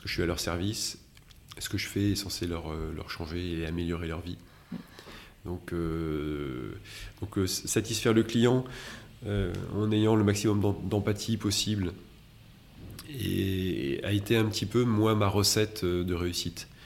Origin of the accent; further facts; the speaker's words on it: Metz, Grand Est, France; je suis né à Metz